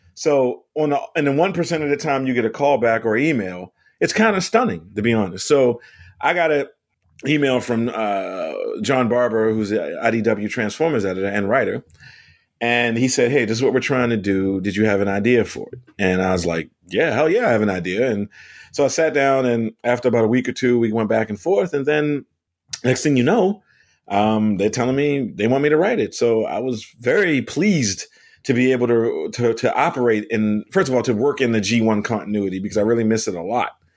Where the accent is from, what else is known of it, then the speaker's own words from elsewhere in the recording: Baltimore, Maryland, United States; moved away; I'm from Baltimore